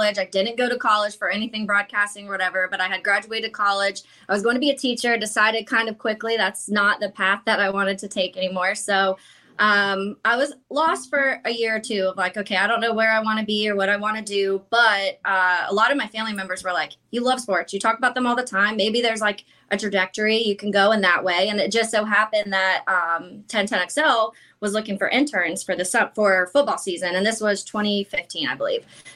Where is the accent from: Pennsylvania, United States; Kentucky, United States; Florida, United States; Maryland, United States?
Florida, United States; Jacksonville; I was born here in Jacksonville. My whole family's from Chicago